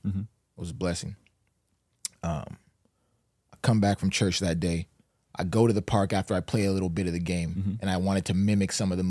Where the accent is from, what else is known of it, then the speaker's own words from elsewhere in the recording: St. John's, Newfoundland and Labrador, Canada; born there; I was born in St. John's, Newfoundland.